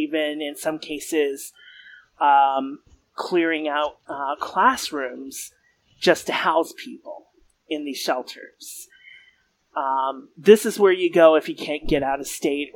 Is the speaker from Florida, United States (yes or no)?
yes; Florida, United States; I grew up in Florida